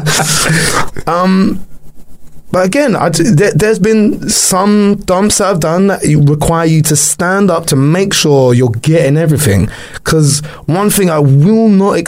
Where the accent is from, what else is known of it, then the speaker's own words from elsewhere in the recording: London, United Kingdom; I'm from London, okay, we don't have toilets like